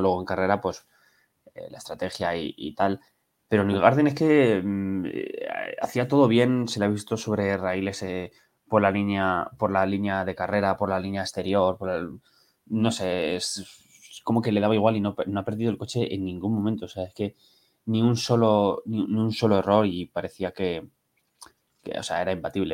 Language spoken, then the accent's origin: Spanish; Toledo, Castilla-La Mancha, Spain; now in Madrid, Spain; soy de Toledo, tengo ahora mismo vivo en Madrid